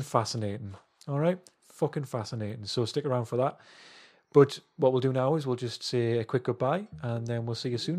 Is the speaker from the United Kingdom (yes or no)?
yes; England, United Kingdom; I'm English